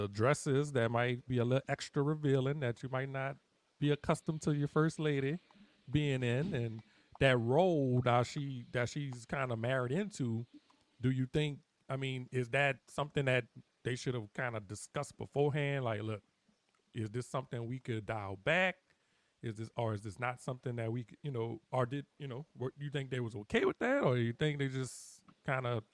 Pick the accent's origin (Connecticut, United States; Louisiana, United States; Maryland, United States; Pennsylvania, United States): Louisiana, United States; New Orleans; I'm from New Orleans